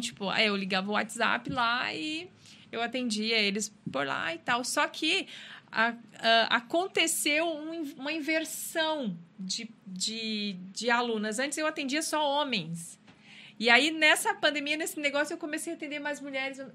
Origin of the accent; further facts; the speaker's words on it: Rio Grande do Sul, Brazil; moved away as an adult; eu sou do Rio Grande do Sul e já vim para cá para estudar